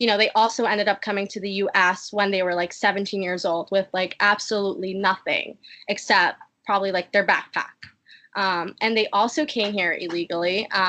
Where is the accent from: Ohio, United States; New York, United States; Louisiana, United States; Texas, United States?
New York, United States; born there; I was born in Harlem, like you said.